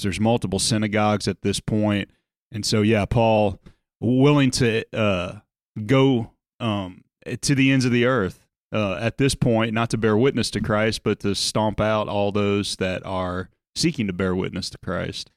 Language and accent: English; South Louisiana, United States; moved away as an adult; also born or lived in Chicago / Indiana / Dallas, Texas; I'm from South Louisiana.